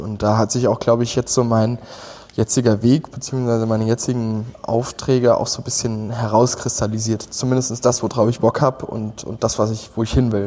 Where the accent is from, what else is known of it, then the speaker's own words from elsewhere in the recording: Westerwald, Rhineland-Palatinate, Germany; moved away as an adult; now in Berlin, Germany; gebürtig komme ich aus Hunsang ähm, und ähm, das, das ist so am äußersten Rande vom Westerwald, äh, schon fast im feindlichen Hessen